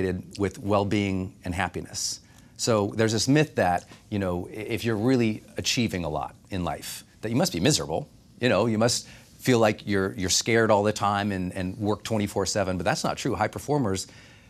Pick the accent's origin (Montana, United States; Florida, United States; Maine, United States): Montana, United States; Butte; I thought if I ever made $40,000 in my life, no, I'd be rich, because I'm from Butte, Montana.